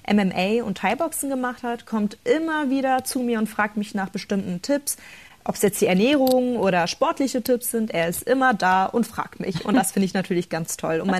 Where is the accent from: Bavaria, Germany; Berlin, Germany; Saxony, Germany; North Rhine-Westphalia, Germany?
Berlin, Germany; Als Kind libanesischer Einwanderer war meine Kindheit in Berlin nicht immer einfach, doch ich habe mich nie runterkriegen lassen.